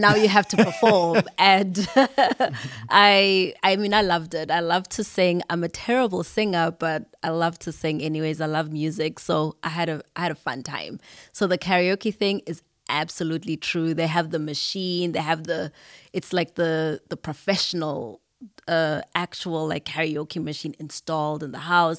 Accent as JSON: {"language": "English", "country": "Zimbabwe", "moved": "yes", "lives_now": "United States", "said": "not only did I come from Zimbabwe"}